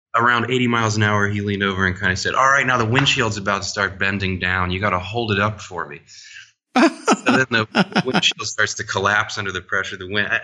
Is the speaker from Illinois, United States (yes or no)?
no; New Orleans, Louisiana, United States; I was raised in New Orleans playing music